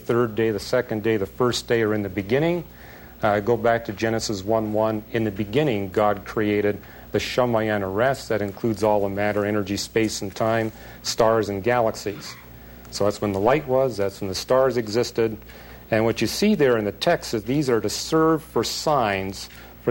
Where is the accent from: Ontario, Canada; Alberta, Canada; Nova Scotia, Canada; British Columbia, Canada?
British Columbia, Canada; where I was raised in British Columbia